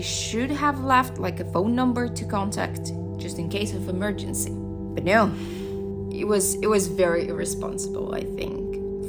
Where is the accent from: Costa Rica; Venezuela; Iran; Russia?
Russia; moved away as an adult; now in Shanghai, China; I'm from Russia. I moved to China eight years ago.